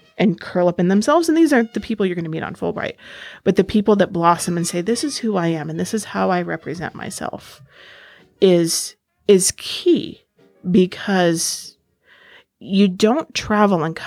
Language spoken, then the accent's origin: English; Ainsworth, Nebraska, United States; moved away as an adult; also born or lived in Egypt; now in Washington, D.C., United States; I am originally from Ainsworth, Nebraska. I now live in the D.C. area